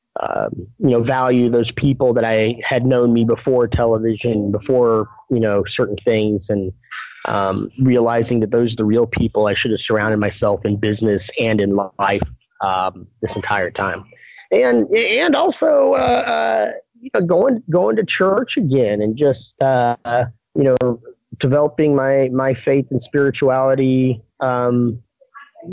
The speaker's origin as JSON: {"language": "English", "region": "Texas", "country": "United States", "tie": "born or raised there", "said": "I grew up in Texas, and specifically this place that I'm taking over"}